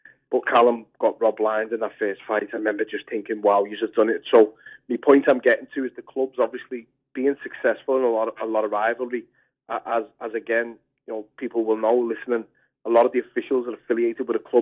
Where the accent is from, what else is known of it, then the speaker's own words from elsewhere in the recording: Liverpool, North West England, United Kingdom; I'm from Kirkdale. We're all from Kirkdale